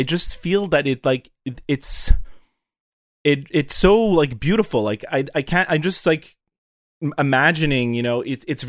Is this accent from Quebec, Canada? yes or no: yes; Montreal, Quebec, Canada; I'm from Montreal